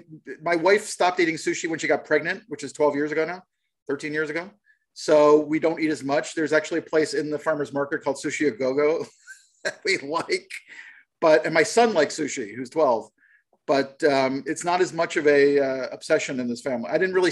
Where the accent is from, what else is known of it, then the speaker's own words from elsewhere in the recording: East Coast, United States; now in Los Angeles, United States; Because we're from the East Coast, we actually walk.